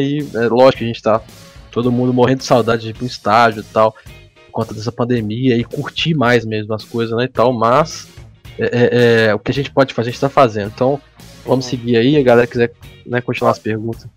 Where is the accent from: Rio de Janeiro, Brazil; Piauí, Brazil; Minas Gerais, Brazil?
Minas Gerais, Brazil; A gente, todo mundo, todos são mineiros aqui, menos o, o Geórgio